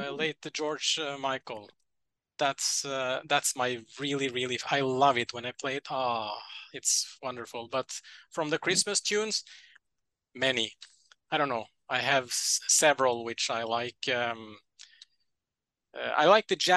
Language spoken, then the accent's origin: English; Norway; I'm from Norway